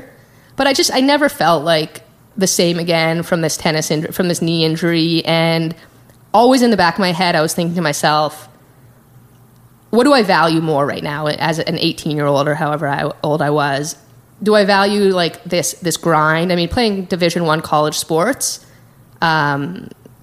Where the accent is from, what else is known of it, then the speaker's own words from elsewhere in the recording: Calgary, Alberta, Canada; moved away as an adult; now in San Francisco, United States; I grew up in Calgary, Canada